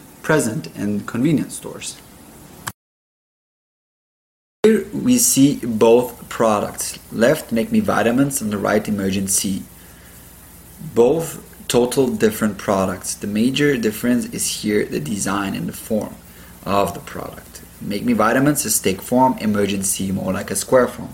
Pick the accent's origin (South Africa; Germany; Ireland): Germany; moved away as an adult; now in United States; I grew up with him in Germany